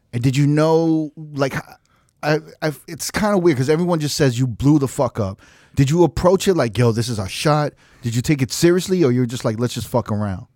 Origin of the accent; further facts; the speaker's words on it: New York, United States; I'm Korean American. I grew up in, like, New York.